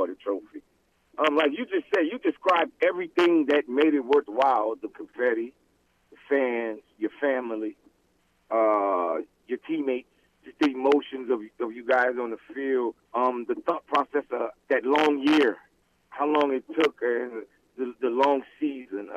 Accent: Southwest Louisiana, United States; growing up in Southwest Louisiana

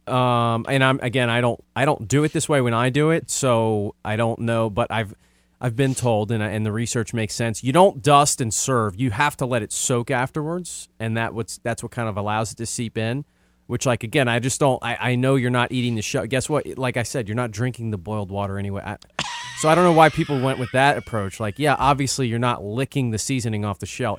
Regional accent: New Orleans, Louisiana, United States; moved away; I'm from New Orleans

